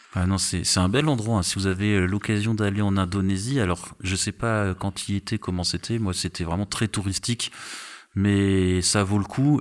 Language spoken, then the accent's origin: French; Strasbourg, Grand Est, France; je suis, je suis, de Strasbourg, donc si, je suis habitué J'ai eu des ah moins 20 dans ma jeunesse